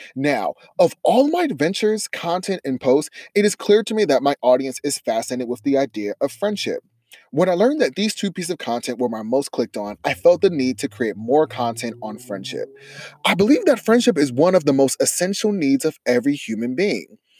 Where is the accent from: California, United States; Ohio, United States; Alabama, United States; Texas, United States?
Ohio, United States; Columbus; I grew up in Columbus, Ohio with little resources and big dreams.